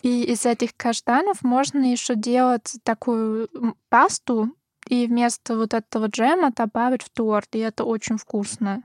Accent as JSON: {"language": "Russian", "town": "Graz", "region": "Styria", "country": "Austria", "second_language": "Russian", "moved": "yes", "said": "я из Краца, ну, этот город, э, это второй по величине в Австрии"}